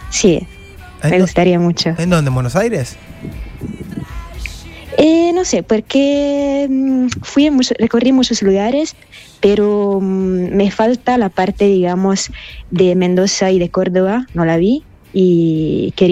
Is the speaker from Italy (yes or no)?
yes; Como, Lombardy, Italy; Spanish is a second language; Sí, sí, yo, soy italiana y vivo en Italia.